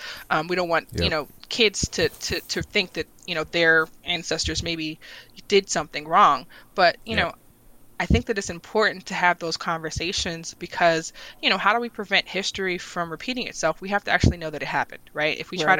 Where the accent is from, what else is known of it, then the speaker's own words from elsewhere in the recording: Washington, District of Columbia, United States; so for me, I'm from Northeast D.C., and I remind people all the time that I'm from Northeast D.C.